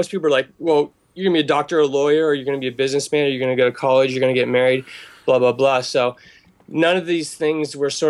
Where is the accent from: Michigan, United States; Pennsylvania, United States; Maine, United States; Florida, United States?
Pennsylvania, United States; Pittsburgh; born there; also born or lived in Philadelphia area / Maryland / Delaware / California; But yeah, I was born in Pittsburgh, and I've sort of floated around my whole life. I lived mainly in the Northeast, like the Philadelphia area, Maryland, Delaware, Eastern Pennsylvania.